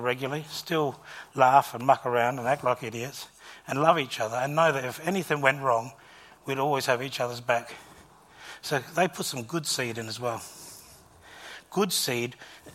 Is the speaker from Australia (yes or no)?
yes; Gawler, South Australia, Australia; When I was in primary school, just a young lad, growing up in Gawler